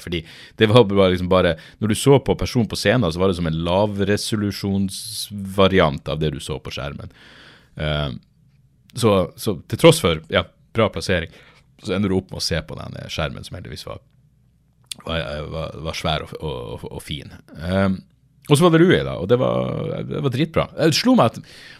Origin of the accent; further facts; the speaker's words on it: Norway; Jeg er fra Norge